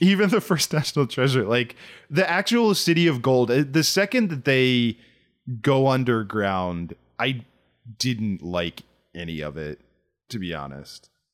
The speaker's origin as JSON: {"language": "English", "region": "Southern Maryland", "country": "United States", "tie": "born or raised there", "said": "I grew up in Southern Maryland"}